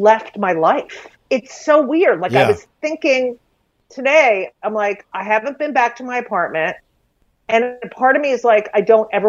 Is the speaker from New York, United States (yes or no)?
yes; New York City, New York, United States; we're from New York.